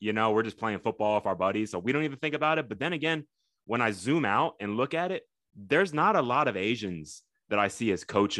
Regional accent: Texas, United States; also born or lived in Tokyo, Japan; I grew up in Texas.

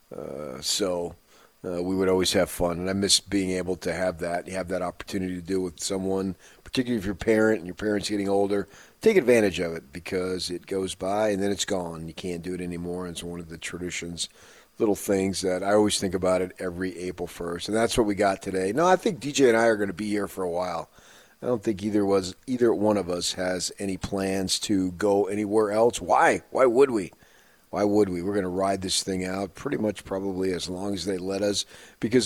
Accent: New Jersey, United States; now in Utah, United States; as a kid growing up in New Jersey

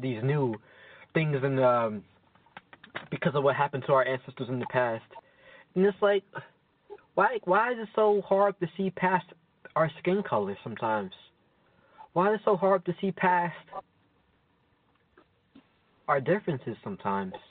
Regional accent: United States; I'm black. Yes, I was born in America

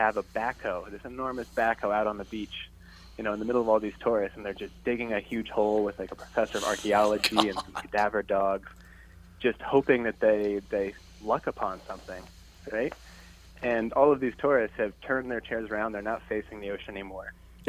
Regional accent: Pennsylvania, United States; Pennsylvania, actually. Just a kid from rural Pennsylvania.

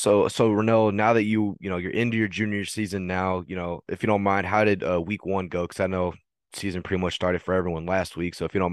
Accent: Texas, United States; I'm from Texas, been here all my whole life

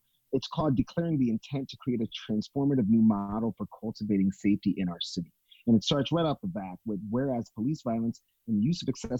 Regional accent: New York, United States; New York, which is my hometown

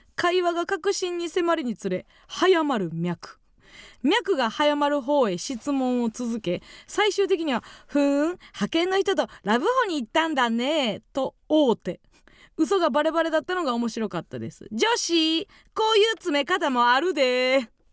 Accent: Kansai, Osaka, Japan; 地元大阪関西

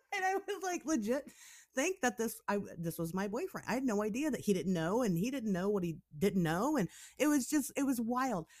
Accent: Springfield, Ohio, United States; moved away; I grew up in Springfield, I, I lived there, um, for, you know, half of my life

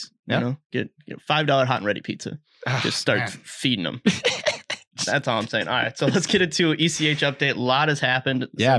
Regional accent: Minnesota, United States; You know, we're from Minnesota.

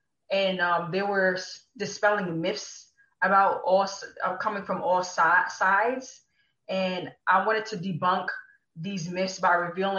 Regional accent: Queens, New York, United States; also born or lived in Pennsylvania / New Jersey; now in North Carolina, United States; I was born in Far Rockaway, Queens, New York. I grew up in New York, Pennsylvania, New Jersey.

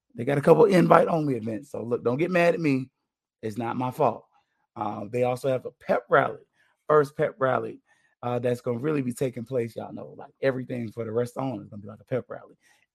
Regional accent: Tallahassee, Florida, United States; I'm from Tallahassee, so I knew the place where people were at.

